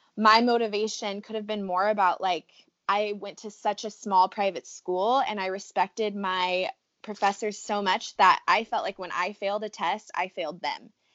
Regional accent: Riverside, California, United States; moved away as an adult; now in San Diego, United States; I am from Southern California. I am from Riverside, which is where we met actually, and am now currently living in San Diego

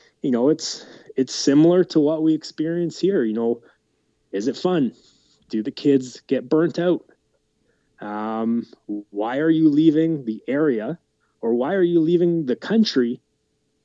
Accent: Camrose, Alberta, Canada; I grew up just outside of Camrose, Alberta, on a farm

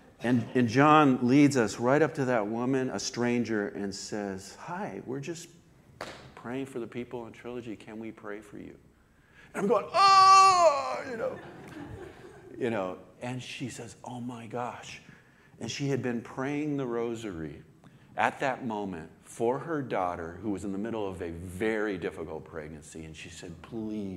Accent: Oxnard, California, United States; I grew up in Oxnard

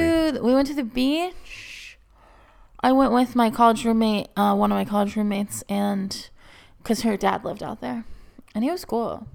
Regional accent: Texas, United States; moved away; growing up in Texas

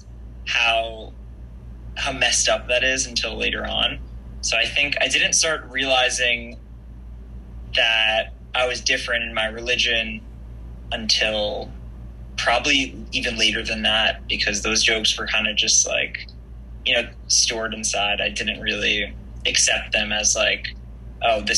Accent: New York City, New York, United States; I grew up in Queens. This is still where I live.

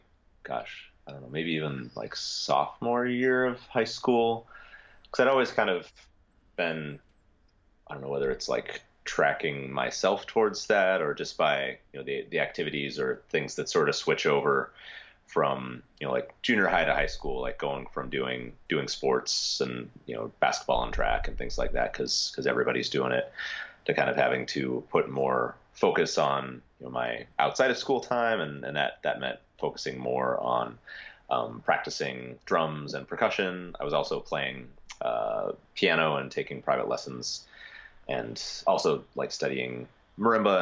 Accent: Spokane, Washington, United States; moved away as an adult; I am originally from Spokane, Washington

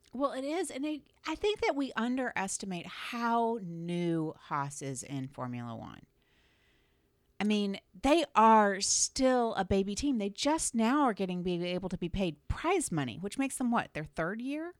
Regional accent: Florida, United States; moved away as an adult; now in Cleveland, United States; I grew up in Florida

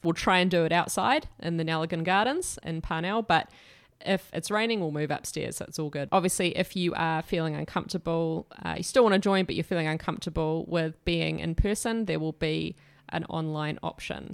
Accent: Dunedin, Otago, New Zealand; our family moved to Aotearoa, I was born in Dunedin, but we went away, then came back. I started going to Anglican Adventure Ministries camps, and I was eight years old

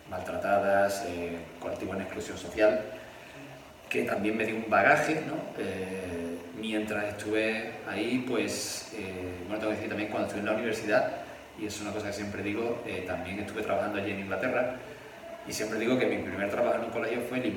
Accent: Seville, Andalusia, Spain; yo soy, eh, por la parte Vázquez soy sevillano y por la parte Hernández soy murciano. Entonces pues tengo esa, digamos, doble, vamos a decir, una pequeña mezcla cultural dentro de España, eh, pero sí me he criado aquí en Sevilla.

